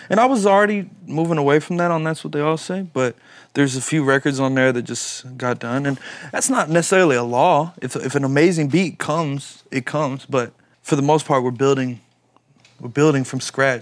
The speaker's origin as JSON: {"language": "English", "town": "Louisville", "region": "Kentucky", "country": "United States", "said": "I'm from Louisville, Kentucky"}